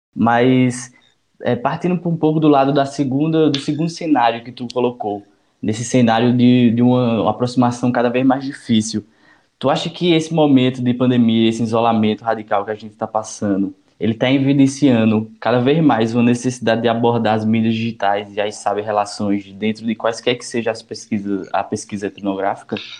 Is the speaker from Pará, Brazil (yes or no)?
no; Caruaru, Pernambuco, Brazil; Sou natural aqui da cidade de Caruaru, no Agreste Pernambucano